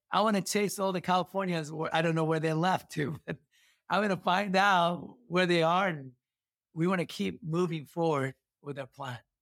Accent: Kumamoto, Japan; English is a second language; moved away as an adult; now in Sacramento, United States; Kumamoto, my city hometown

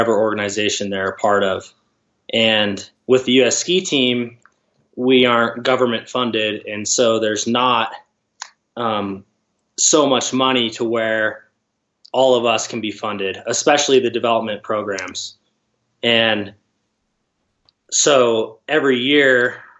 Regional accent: Gresham, Oregon, United States; I'm from outside of Portland, Oregon, Gresham, Oregon. Grew up skiing at Mount Hood

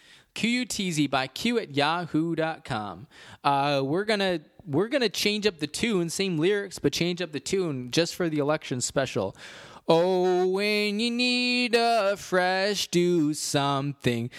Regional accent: Illinois, United States; I am a proud Illinoisian

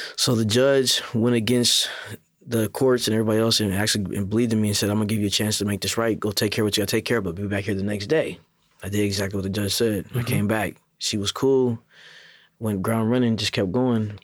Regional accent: Seattle, Washington, United States; moved away as an adult; also born or lived in Federal Way, Washington / Kent, Washington; now in Tacoma, United States; from Seattle, Federal Way, and then Kent

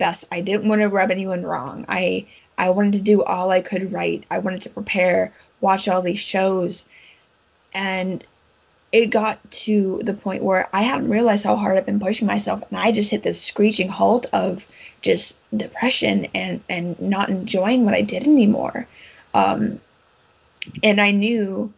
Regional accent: United States; I'm an American

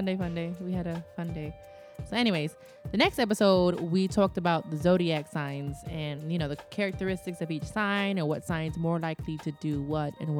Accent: the Northwest, Pacific Northwest, United States; I grew up mostly in the Northwest

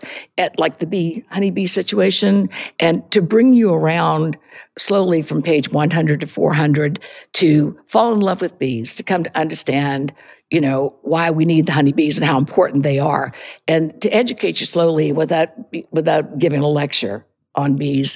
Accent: the South, Southern United States, United States; now in Montclair, United States; being a Southerner, a good Catholic girl

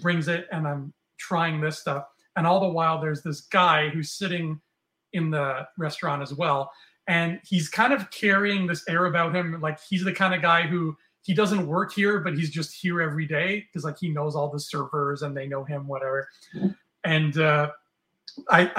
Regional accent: Canada; I'm from Canada

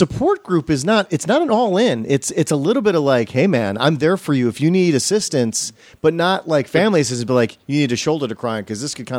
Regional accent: Racine, Wisconsin, United States; also born or lived in Milwaukee; now in Los Angeles, United States; my hometown of Racine or Milwaukee or mm-hmm. the state of Wisconsin

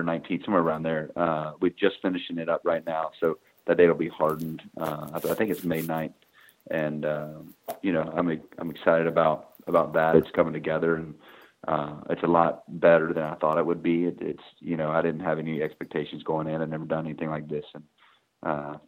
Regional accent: Atlanta and Tampa Bay, hometown near Florida State, United States; born or raised there

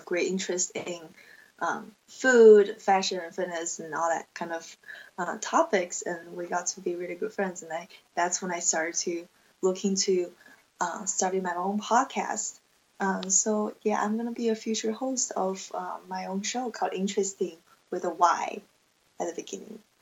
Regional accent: China; English is a second language; moved away as an adult; also born or lived in Indiana, United States; now in Nevada, United States; I'm from China, and I have been in the States around six and a half years now.

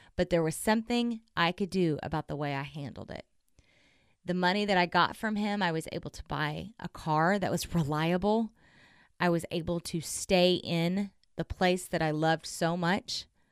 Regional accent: Southern Oklahoma, United States; I'm from Southern Oklahoma. I grew up in a Southern Baptist church

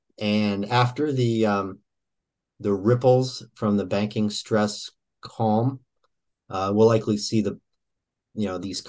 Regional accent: Kansas City, United States; I'm from Kansas City

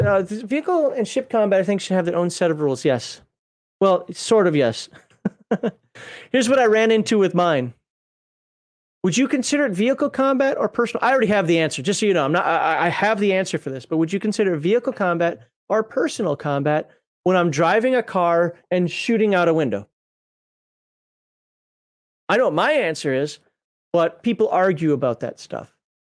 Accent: Minnesota, United States; I used to live in Minnesota. I'm from Minnesota.

